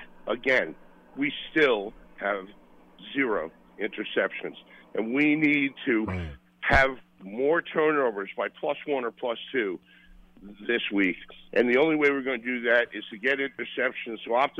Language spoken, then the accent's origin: English; New York City, New York, United States; I'm from Brooklyn.